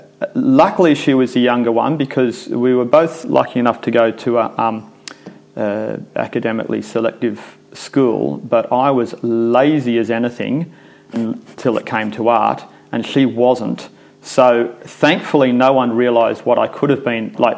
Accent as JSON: {"language": "English", "town": "Sydney", "region": "New South Wales", "country": "Australia", "tie": "born or raised there", "also_born_or_lived": "England", "said": "So I grew up in suburbia in Epping in Sydney."}